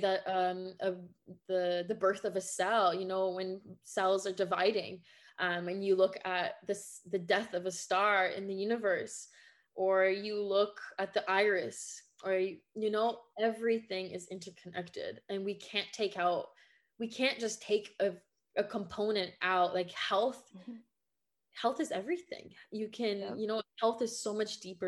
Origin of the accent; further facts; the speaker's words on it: Quebec, Canada; first language French; English is a second language; now in Ontario, Canada; I was born and raised in Quebec, Canada. So my first language is French, and I'm living now in Ontario.